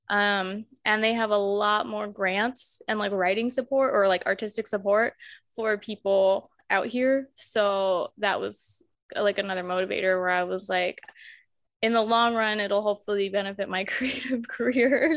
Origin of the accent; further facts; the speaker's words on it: Colorado Springs, Colorado, United States; moved away as an adult; also born or lived in England; now in Glasgow, United Kingdom; we ended up moving back home to my hometown, Colorado Springs